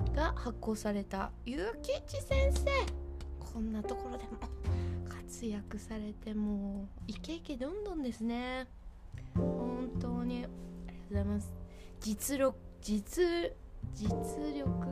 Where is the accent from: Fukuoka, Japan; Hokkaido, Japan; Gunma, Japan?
Hokkaido, Japan; やっぱ北海道だからどさんこだからですかね